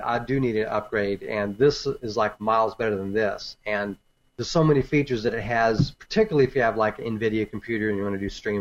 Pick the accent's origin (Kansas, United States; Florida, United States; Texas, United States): Texas, United States; I'm from Texas.